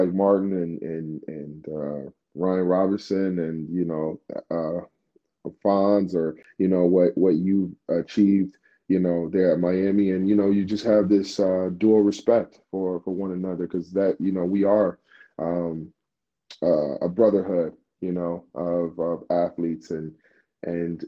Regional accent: Nigeria; moved away; me being Nigerian

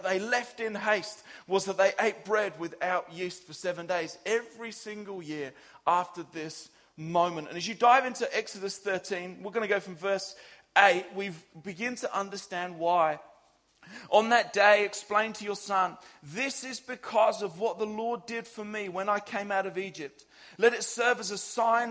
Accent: England, United Kingdom; as an English guy

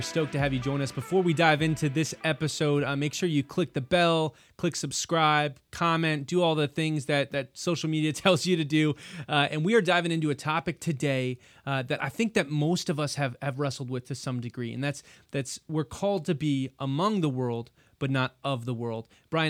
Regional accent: Houston, Texas, United States; Like, no, I'm still from Houston. Like, I'm a Houstonian. Like, that's where I'm from.

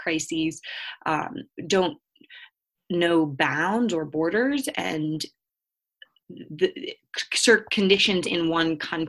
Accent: Helena, Montana, United States; I'm currently in my hometown of Helena, Montana, where I've been for a couple months now since coming home from the Shoresman Scholars Program.

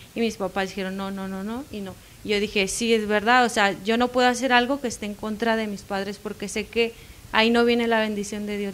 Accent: Ciudad Constitución, Baja California Sur, Mexico; soy de Baja California Sur, cerca de una ciudad de, de La Paz

